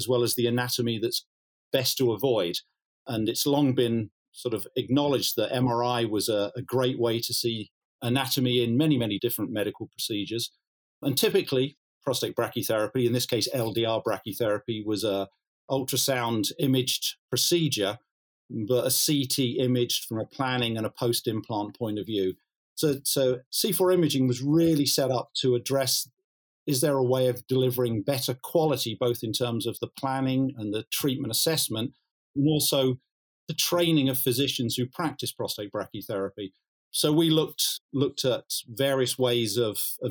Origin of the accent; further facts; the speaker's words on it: Cambridge, East of England, United Kingdom; moved away; my hometown